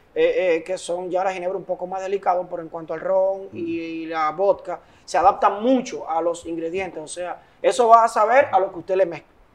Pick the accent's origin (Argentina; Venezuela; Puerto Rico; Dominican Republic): Dominican Republic; nosotros somos también embajadores del país, porque cada vez que salimos con nuestra bandera de República Dominicana